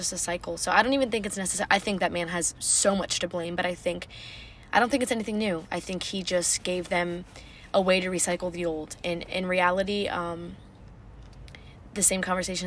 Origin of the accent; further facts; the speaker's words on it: United States; as an American